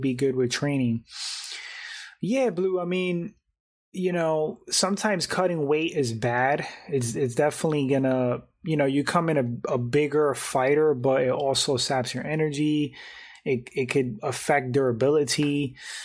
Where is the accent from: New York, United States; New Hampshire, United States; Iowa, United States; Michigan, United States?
New York, United States; New York City; also born or lived in West Palm Beach, Florida / Fort Lauderdale, Florida / Jacksonville, Florida; I'm from New York, so it's crazy how, like, I could adapt to Florida.